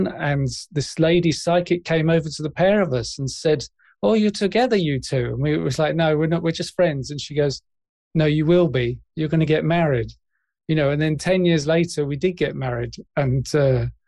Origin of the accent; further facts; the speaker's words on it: London, United Kingdom; moved away as an adult; also born or lived in South Coast of England; now in South Coast, United Kingdom; I grew up in West London in an area called Ealing, and we moved there when I was like 3 or 4 years old, and I lived there till I was 40. And then we moved to the South Coast.